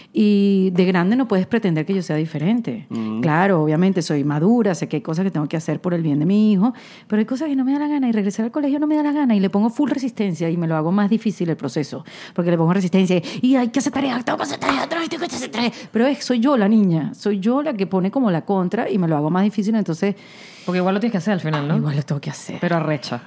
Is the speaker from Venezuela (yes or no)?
yes; Venezuela; now in United States; yo soy de Venezuela, que queda al lado de Colombia